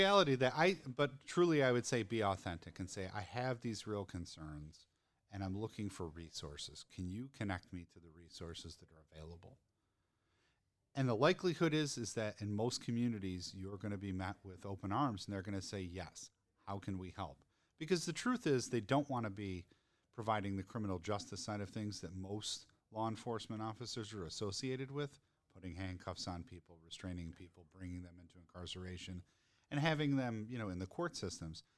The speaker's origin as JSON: {"language": "English", "town": "Denver", "region": "Colorado", "country": "United States", "tie": "born or raised there", "said": "my hometown."}